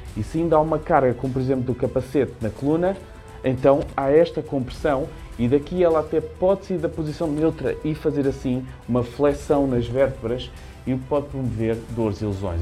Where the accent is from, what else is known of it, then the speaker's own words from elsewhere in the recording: Lisbon, Portugal; eu sou da região de Lisboa